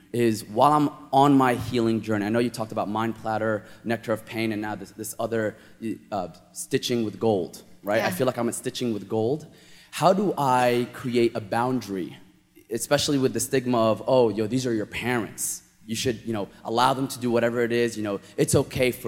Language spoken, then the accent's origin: English; Mecca, Makkah Province, Saudi Arabia; I grew up in the Middle East. I was born in Mecca, Saudi Arabia